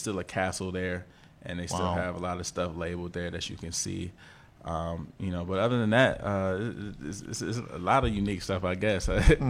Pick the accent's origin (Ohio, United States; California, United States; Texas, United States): Ohio, United States; Columbus; also born or lived in Gainesville, Florida; So both my parents were born there. I was born in Gainesville, Florida, but raised in Columbus, Ohio. So